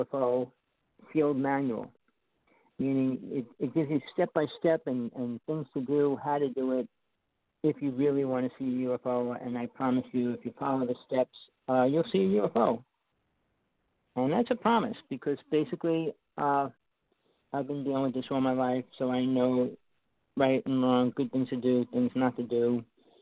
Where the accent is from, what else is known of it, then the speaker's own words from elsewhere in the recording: New Jersey, United States; I grew up in New Jersey